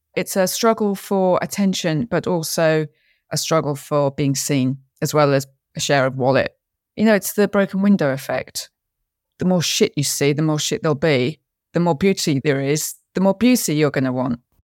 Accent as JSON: {"language": "English", "region": "London", "country": "United Kingdom", "tie": "born or raised there", "said": "I was actually born in London, even though my family was Scottish."}